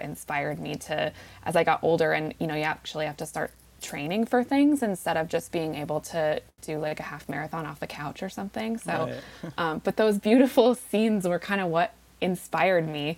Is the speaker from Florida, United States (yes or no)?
no; Golden, Colorado, United States; moved away; I grew up in the Front Range in Colorado, a little west of Denver, in a little town called Golden